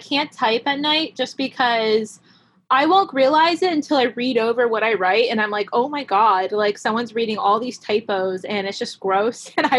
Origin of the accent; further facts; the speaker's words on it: Denver, Pennsylvania, United States; also born or lived in Argentina; No, I was born in Pennsylvania.